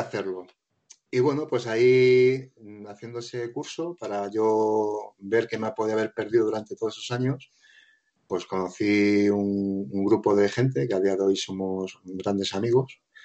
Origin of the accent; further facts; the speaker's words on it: Móstoles, Community of Madrid, Spain; moved away as an adult; now in Province of Toledo, Spain; soy de Madrid, de Móstoles